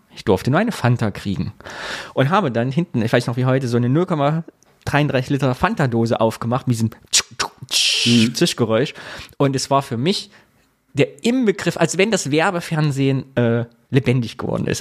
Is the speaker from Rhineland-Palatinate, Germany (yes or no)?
no; Sondershausen, Thuringia, Germany; Und wir waren im Jugendclubhaus bei uns in Sondershausen